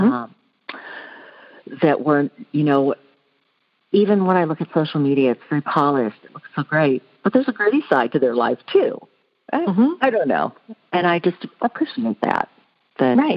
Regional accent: Houston, Texas, United States; I grew up in Houston, Texas, kind of on the outskirts of Houston

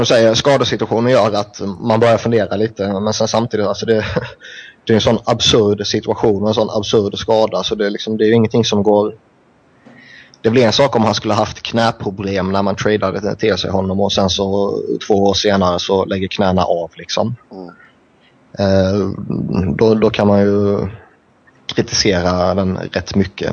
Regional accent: Sweden; som svensk

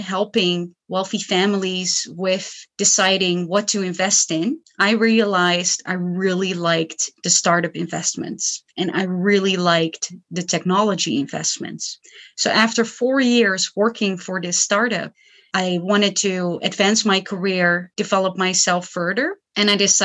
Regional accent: Netherlands; I come from the Netherlands.

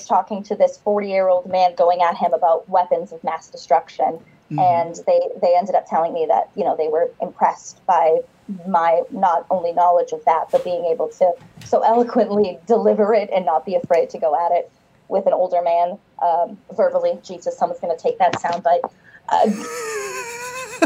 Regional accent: Medford, Massachusetts, United States; I grew up in Massachusetts, in Boston, right outside Boston in Medford

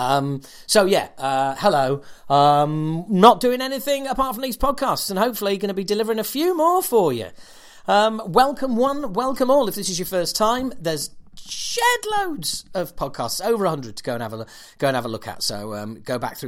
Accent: Yorkshire and the Humber, United Kingdom; I'm from Yorkshire

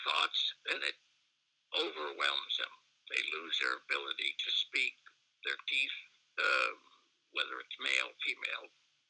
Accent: New York City, New York, United States; moved away; I was born in Brooklyn, New York in 1949. I was the fifth child of seven.

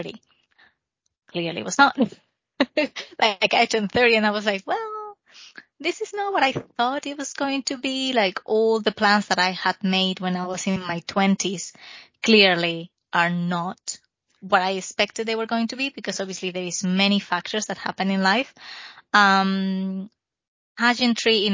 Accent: Spain; accent: Spanish; English is a second language; moved away as an adult; now in United Kingdom; I'm Spanish, if you couldn't tell from my accent.

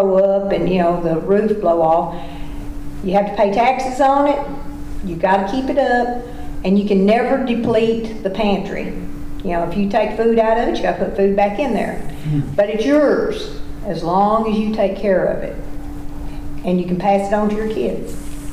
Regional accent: Tennessee, United States; I'm from Tennessee, and the blue tick hound is the Tennessee dog.

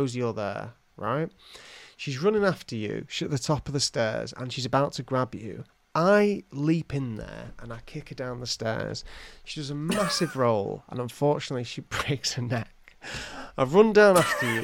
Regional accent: England, United Kingdom; I'm from England

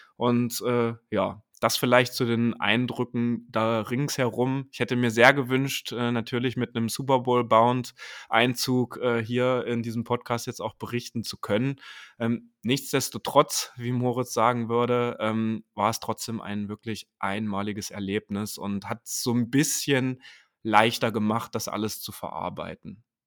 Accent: Germany; dass ich aus Deutschland extra für dieses Spiel eingereist bin

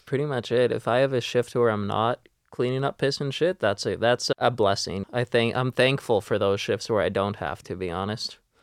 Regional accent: Vancouver, British Columbia, Canada; I'm born and raised in Vancouver myself

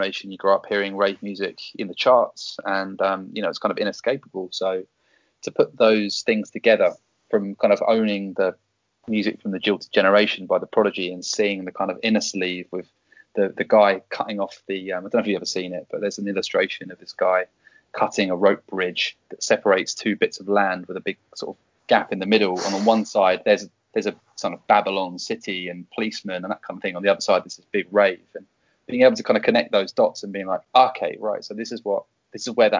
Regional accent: Canterbury, South East England, United Kingdom; now in Japan; I grew up in Canterbury

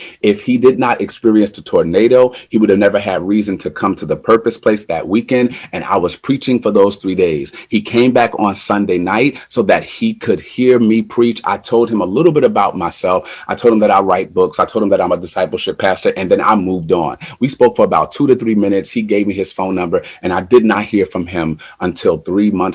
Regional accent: New Jersey, United States; moved away as an adult; I've never lived in the Midwest. I'm from New Jersey

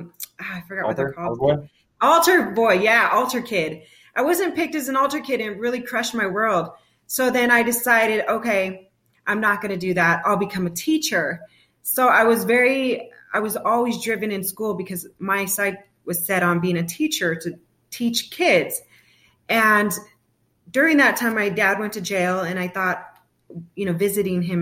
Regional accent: San Bernardino County, Southern California, United States; moved away as an adult; also born or lived in Fullerton, California; now in Arizona, United States; I'm originally from Southern California, San Bernardino County. And I was raised in between Arizona and California

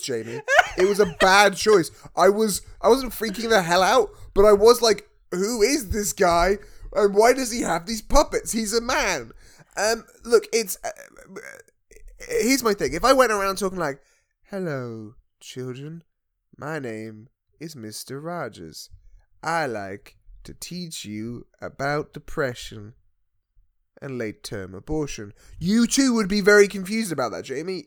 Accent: United Kingdom; as British people

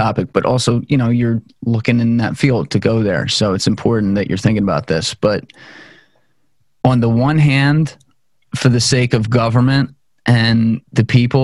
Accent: New Jersey, United States; also born or lived in Pennsylvania; I'm from New Jersey. Lived here my whole life

